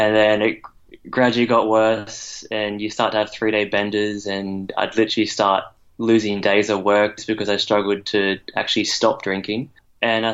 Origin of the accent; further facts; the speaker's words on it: Brisbane, Queensland, Australia; I'm from Brisbane in the state of Queensland, Australia.